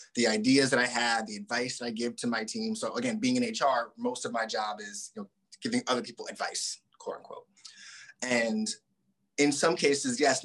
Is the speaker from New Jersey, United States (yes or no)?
yes; Southern New Jersey, United States; also born or lived in Boston; now in California, United States; I grew up in Southern New Jersey, outside Philly.